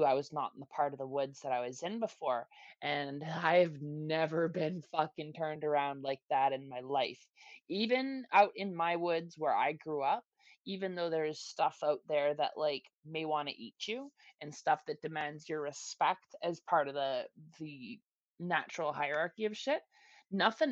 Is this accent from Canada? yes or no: yes; Canada; now in Toronto, Canada; my hometown, because I was born there. I was raised there. I grew up there.